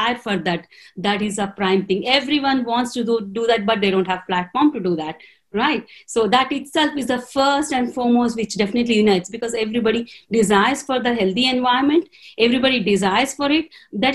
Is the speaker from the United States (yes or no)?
no; Telugu medium, Telugu-speaking area, India; English is a second language; I was from a Telugu medium. I was the regional language I'm talking about.